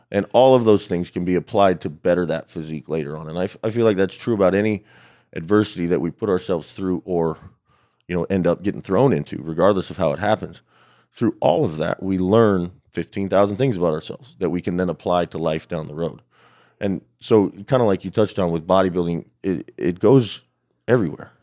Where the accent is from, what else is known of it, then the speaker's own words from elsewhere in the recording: Albuquerque, New Mexico, United States; also born or lived in El Paso, Texas; I'm actually from West Texas, I was born in El Paso, but, uh, I grew up mostly in New Mexico, yeah, in Albuquerque.